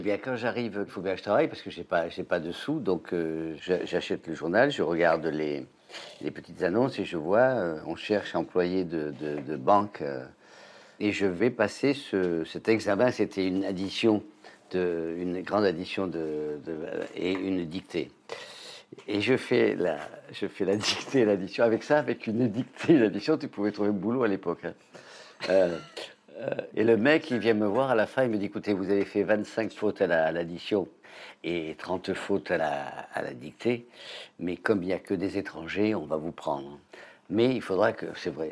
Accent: Avignon, Provence-Alpes-Côte d'Azur, France; accent: sud-est; moved away as an adult; je suis d'Avignon

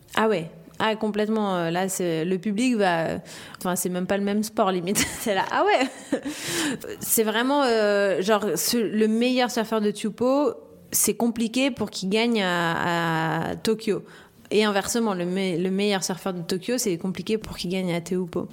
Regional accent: La Réunion, France; j'ai grandi à La Réunion. je suis française

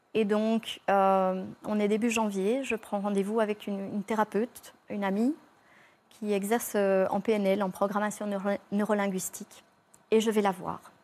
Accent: Belgium; je suis belge, hein, je viens de Belgique

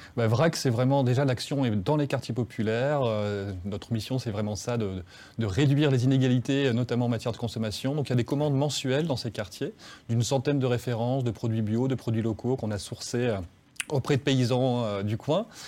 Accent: Frévent, Hauts-de-France, France; now in Lyon, France; chez moi, à Frévent

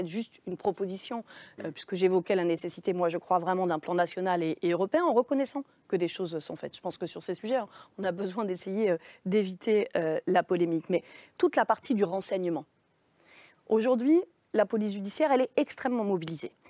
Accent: Nantes, Pays de la Loire, France; il a grandi euh, chez moi, à Nantes, au Dervalière, quartier que euh, vous connaissez.

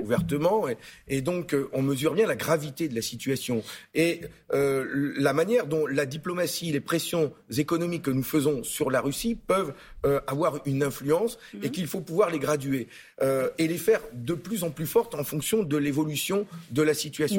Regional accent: the North, Hauts-de-France, France; je suis du Nord.

